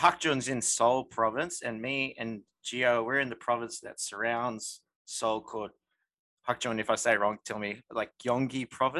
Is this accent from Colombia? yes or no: no; Australia; moved away as an adult; now in South Korea; I'm from Australia. I've been in Korea for 4.5 years.